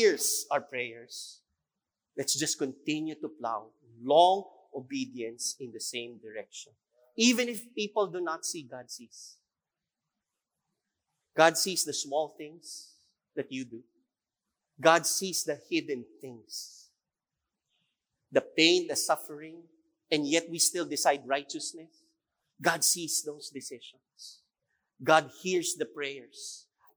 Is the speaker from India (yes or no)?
no; Philippines; that is who we are as a Filipino